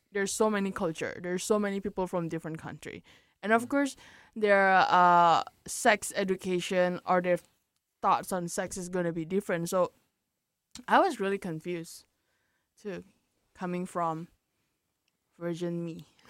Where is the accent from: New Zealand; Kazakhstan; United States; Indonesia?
Indonesia; coming from Indo, like because I'm from Indonesia